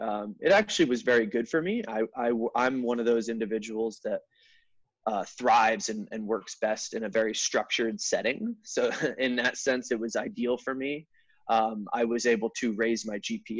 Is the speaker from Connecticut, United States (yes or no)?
yes; Connecticut, United States; moved away; I'm originally from Connecticut, like I said. You know, I grew up out there